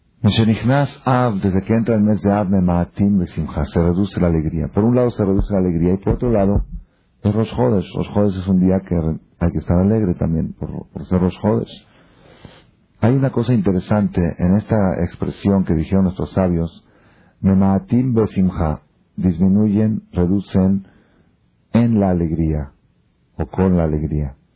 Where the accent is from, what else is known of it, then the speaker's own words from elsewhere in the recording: Argentina; now in Mexico; estoy hablando como argentino, perdón, porque me pegó un poco